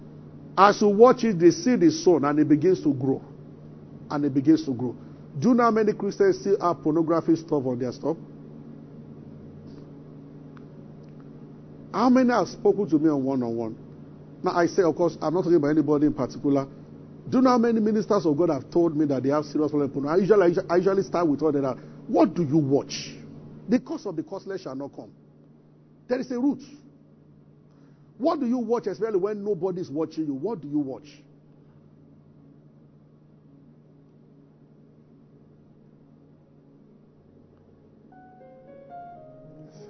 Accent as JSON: {"language": "English", "town": "Abeokuta", "region": "Ogun State", "country": "Nigeria", "tie": "born or raised there", "also_born_or_lived": "Ibadan", "moved": "as an adult", "said": "I grew up in Abeokuta"}